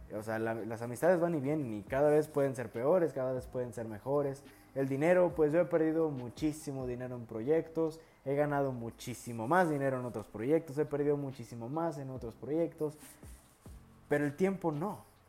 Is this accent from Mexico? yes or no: yes; Mexico; soy de México